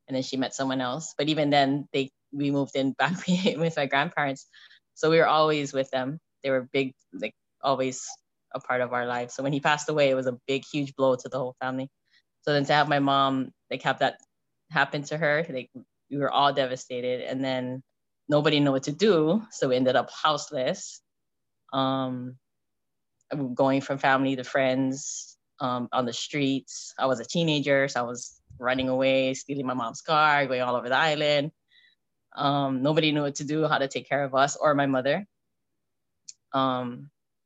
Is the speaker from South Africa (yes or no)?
no; Honolulu, Hawaii, United States; also born or lived in Kona; I was from Honolulu